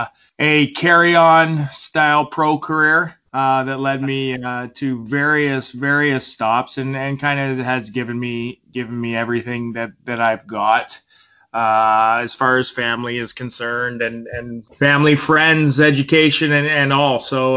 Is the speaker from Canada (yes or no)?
yes; Toronto, Ontario, Canada; moved away as an adult; also born or lived in Denver / Huntsville, Alabama; I'm born and raised in Toronto, Ontario